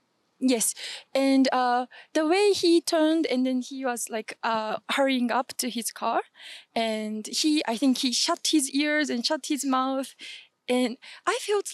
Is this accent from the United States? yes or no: no; Japan; I'm from Japan.